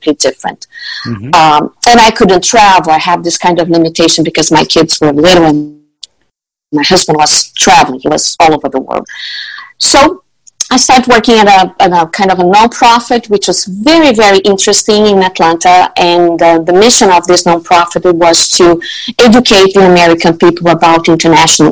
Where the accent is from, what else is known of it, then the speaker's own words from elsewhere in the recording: Brazil; also born or lived in Netherlands / Brussels / Florianópolis, Brazil; I'm from Brazil